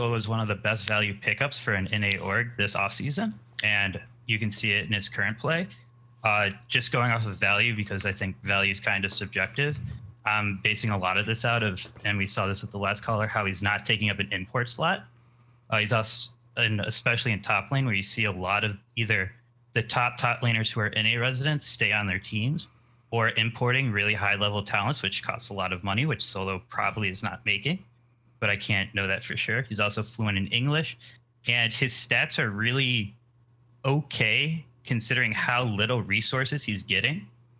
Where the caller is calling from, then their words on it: Bronx, New York, United States; I'm calling from the Bronx.